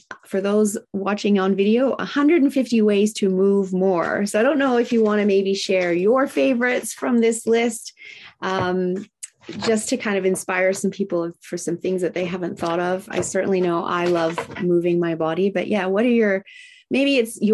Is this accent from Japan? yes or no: yes; Japan; moved away; I grew up in Japan